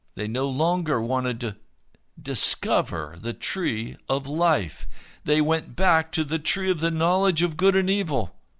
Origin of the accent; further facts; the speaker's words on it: Denver, Colorado, United States; Denver is my home city. I was born in Denver. I've always considered Denver to be my home